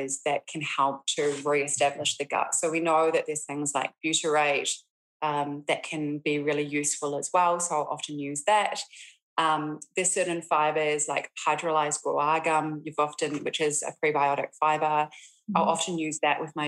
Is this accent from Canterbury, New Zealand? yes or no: yes; Christchurch, Canterbury, New Zealand; moved away as an adult; also born or lived in Auckland; loss of my hometown